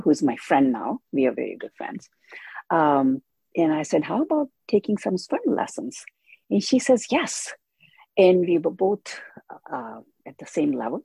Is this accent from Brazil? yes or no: no; India; moved away as an adult; now in United States; I was born in India. I came to USA when I was 21.